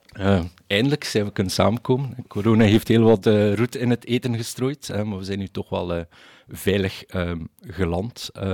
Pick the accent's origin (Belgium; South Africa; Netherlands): Belgium; als, als Belgen zijnde